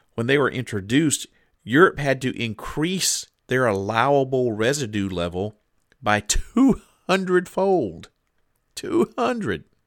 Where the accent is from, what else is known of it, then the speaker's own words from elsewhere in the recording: Deep South, United States; moved away; now I'm from the Deep South. And when, when I was growing up, there was a lot of kudzu in my neck of the woods.